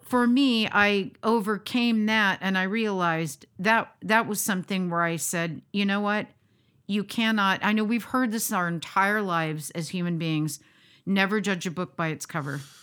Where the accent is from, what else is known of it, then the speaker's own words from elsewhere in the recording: United States; being the American that I am